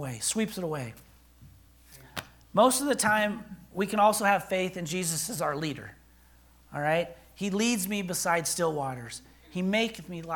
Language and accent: English; Billings, Montana, United States; moved away as an adult; also born or lived in Oklahoma; I was born and raised in Billings.